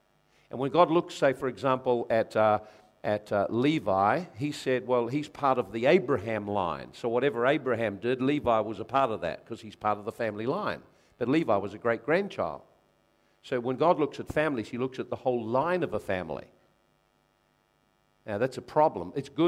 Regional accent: New Zealand; Identify yourself by your racial group. I'm a Kiwi.

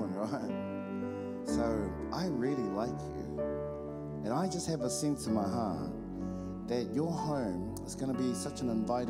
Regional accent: Auckland, New Zealand; I'm from Otara, South Auckland.

